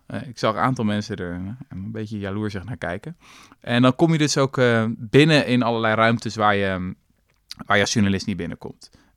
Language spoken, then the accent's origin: Dutch; Netherlands